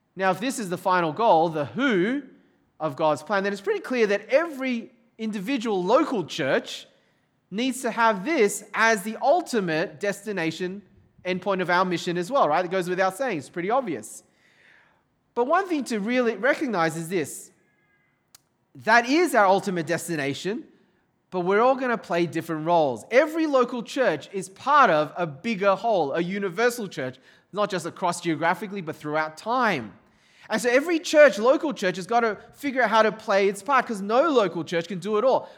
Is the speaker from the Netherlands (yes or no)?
no; Sydney, New South Wales, Australia; also born or lived in overseas (birthplace unspecified); We're growing up in Sydney, Australia